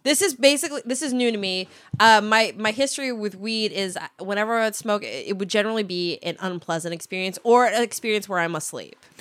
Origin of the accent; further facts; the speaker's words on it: Minnesota, United States; accent: Minnesota; my Minnesota accent